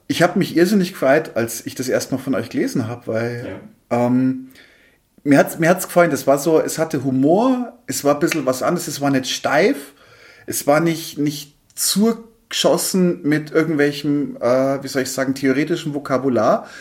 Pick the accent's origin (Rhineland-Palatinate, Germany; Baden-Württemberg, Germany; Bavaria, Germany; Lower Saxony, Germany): Bavaria, Germany; area around Munich; ich bin ja auch nicht direkt in München groß geworden, sondern auch im Umland